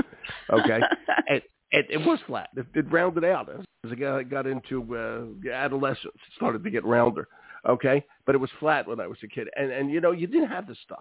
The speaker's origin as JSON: {"language": "English", "town": "Philadelphia", "region": "Pennsylvania", "country": "United States", "tie": "born or raised there", "moved": "yes", "lives_now": "Cornish, United States", "said": "when I grew up in Philadelphia"}